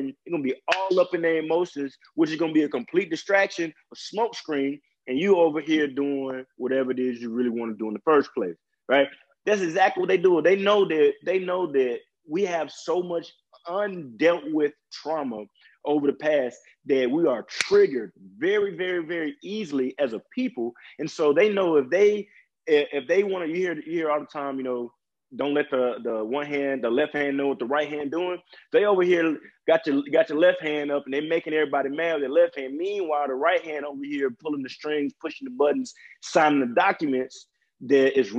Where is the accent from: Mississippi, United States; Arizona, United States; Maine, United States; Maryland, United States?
Mississippi, United States; a old white man calling me a nigga was something I dealt with almost on a daily basis being grown up in Mississippi